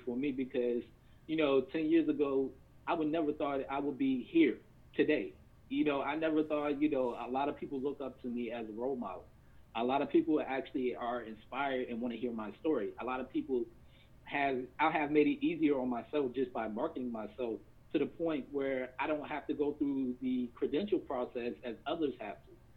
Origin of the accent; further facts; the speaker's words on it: Virginia, United States; moved away as an adult; also born or lived in Washington State; I'm from Virginia